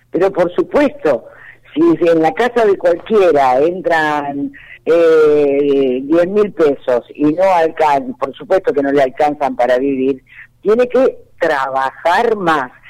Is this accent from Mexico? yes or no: no; Argentina; Eh, yo por supuesto, como todo argentino, deseo que Alberto Fernández termine su mandato.